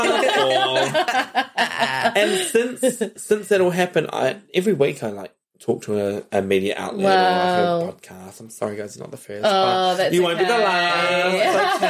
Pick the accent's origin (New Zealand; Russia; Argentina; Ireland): New Zealand; moved away; also born or lived in Sydney; Yes, I grew up in Aotearoa.